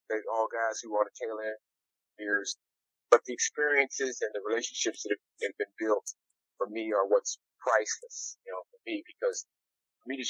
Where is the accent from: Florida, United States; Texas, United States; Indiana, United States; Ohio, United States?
Texas, United States; Houston; also born or lived in Wisconsin; I was born and raised in Houston, grew up in Windsor Village.